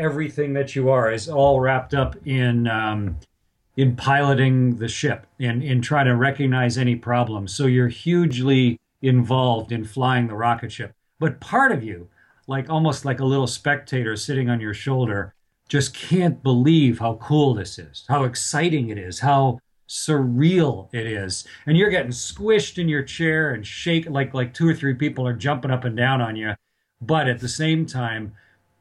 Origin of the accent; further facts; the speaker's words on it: Canada; I'm from Canada